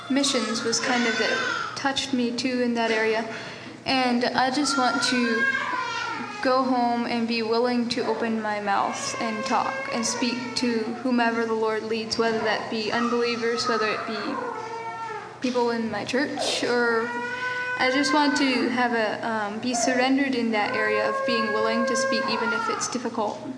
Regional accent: Ohio, United States; I'm from Ohio.

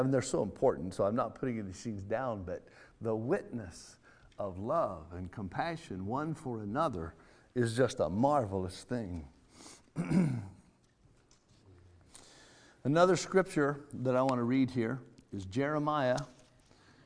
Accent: California, United States; I'm from California, out there where we do a lot of irrigating in the orchards.

